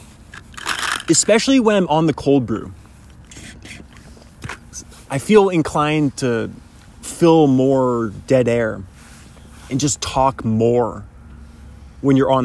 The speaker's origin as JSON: {"language": "English", "region": "Pacific Northwest", "country": "United States", "tie": "born or raised there", "said": "I happen to be born in the number one country, but also in the coolest part of that country, being from the Pacific Northwest"}